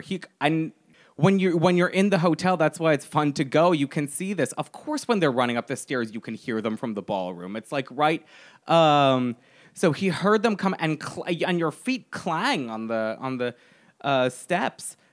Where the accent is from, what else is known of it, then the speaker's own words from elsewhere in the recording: United States; I am very American